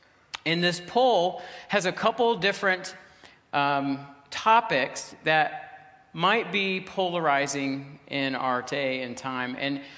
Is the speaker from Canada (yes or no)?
yes; Ontario, Canada; We're …, my wife is with me, and we're from Ontario. We live in Ontario, actually.